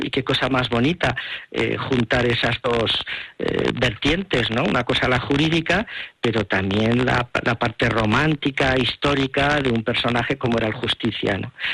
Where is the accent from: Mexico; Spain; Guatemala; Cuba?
Spain; Huesca, Aragon; mi tierra. Mm, de Huesca.